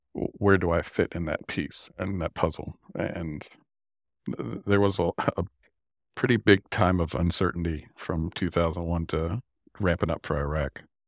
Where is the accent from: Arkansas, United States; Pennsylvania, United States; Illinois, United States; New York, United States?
Pennsylvania, United States; York; moved away as an adult; B A Systems i-, is in my hometown of York, Pennsylvania.